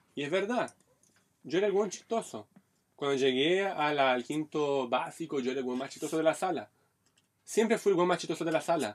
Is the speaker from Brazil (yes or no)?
yes; Brazil; now in Chile; yo soy un brasileño bonito